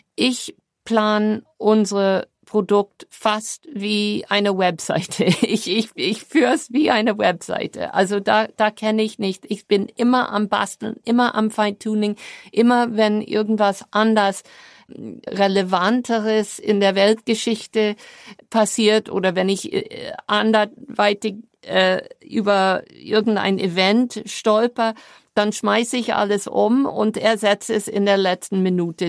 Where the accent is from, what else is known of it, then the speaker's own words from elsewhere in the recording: New York, United States; German is a second language; moved away as an adult; now in Germany; meine New Yorker Mentalität